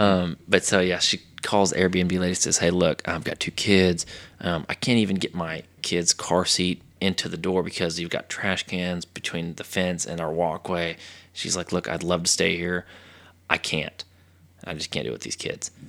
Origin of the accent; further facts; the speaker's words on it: Texas, United States; from Texas.